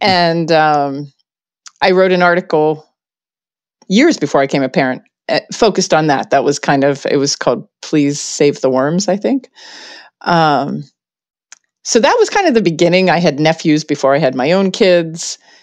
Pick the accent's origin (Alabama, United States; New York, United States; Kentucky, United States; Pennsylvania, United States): Pennsylvania, United States; Pittsburgh; I grew up in Pittsburgh